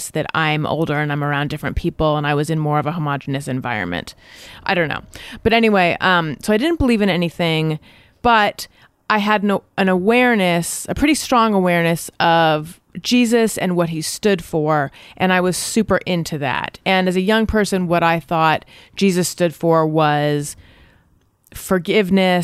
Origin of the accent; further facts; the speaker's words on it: Orange County, California, United States; I grew up in Orange County